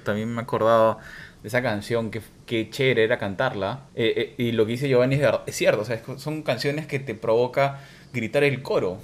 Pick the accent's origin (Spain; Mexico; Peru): Peru; crecimos en Perú